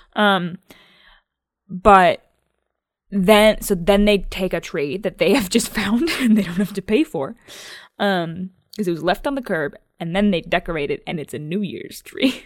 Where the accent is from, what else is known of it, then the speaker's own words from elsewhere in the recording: United States; we're 23 year no, 24 year old American women